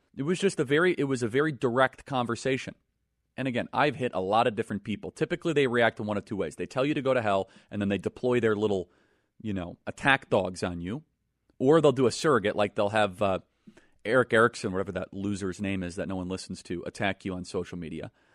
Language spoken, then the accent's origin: English; United States; I'm an American